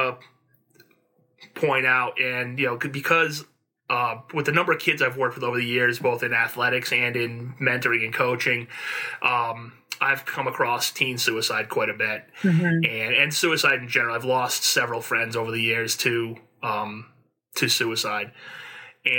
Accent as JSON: {"language": "English", "town": "Warwick", "region": "Rhode Island", "country": "United States", "tie": "born or raised there", "said": "I grew up in Warwick, Rhode Island, back in the in the mid 80s into the 90s."}